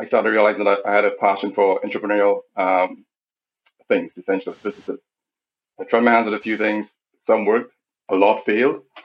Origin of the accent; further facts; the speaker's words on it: St. Lucia; I'm a St. Lucian. More precisely, I'm from Barbuda. I'm a Barbudian.